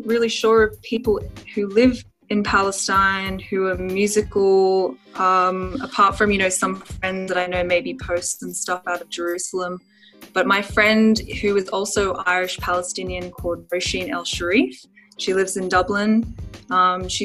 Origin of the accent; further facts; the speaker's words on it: Sydney, New South Wales, Australia; we grew up in Sydney, Australia